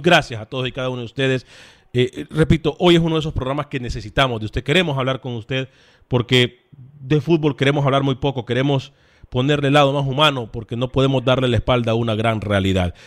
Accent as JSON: {"language": "Spanish", "country": "Honduras", "moved": "yes", "lives_now": "Houston, United States", "said": "como hondureño"}